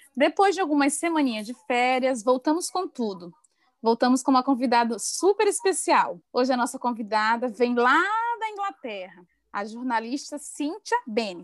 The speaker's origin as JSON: {"language": "Portuguese", "region": "Maranhão", "country": "Brazil", "moved": "yes", "lives_now": "Santa Catarina, Brazil", "said": "E eu sou do Maranhão"}